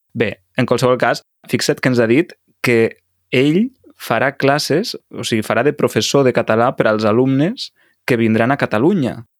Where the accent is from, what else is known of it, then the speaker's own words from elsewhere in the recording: Mexico; Catalan is a second language; also born or lived in Lleida, Spain; Soc de Mèxic